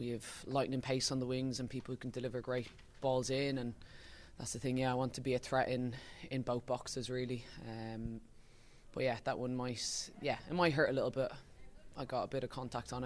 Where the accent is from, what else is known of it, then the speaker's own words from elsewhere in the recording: Ireland; it's being Irish